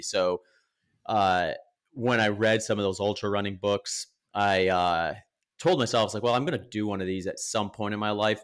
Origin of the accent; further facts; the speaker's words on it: Wisconsin, United States; moved away as an adult; also born or lived in Northern California / Phoenix, Arizona; now in Austin, United States; I grew up in Wisconsin, lived there for about 20 years.